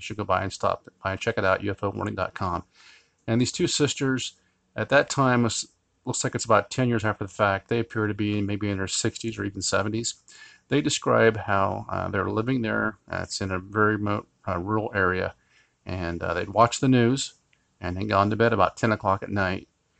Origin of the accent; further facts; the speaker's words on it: Finland; Today's case, well actually two cases, I come from Finland.